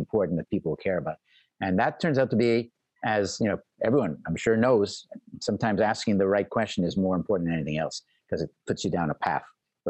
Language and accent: English; Montreal, Quebec, Canada; moved away; I'm Canadian and grew up in Montreal